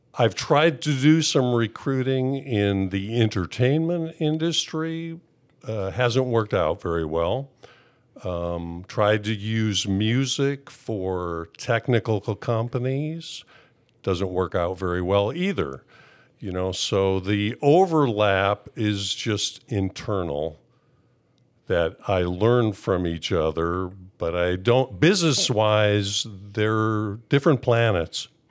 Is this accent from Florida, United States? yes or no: no; Wisconsin, United States; moved away as an adult; also born or lived in California; I grew up in Wisconsin, and, uh, when I was nineteen, I moved to California.